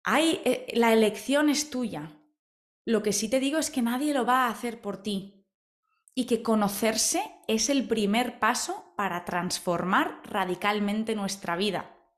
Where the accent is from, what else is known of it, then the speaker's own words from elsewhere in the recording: Spain; yo soy española